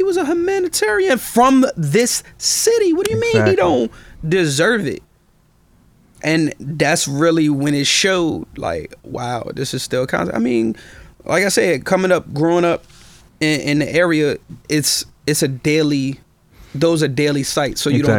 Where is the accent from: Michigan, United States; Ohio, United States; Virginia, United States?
Virginia, United States; Richmond; I'm originally from Richmond, born and raised.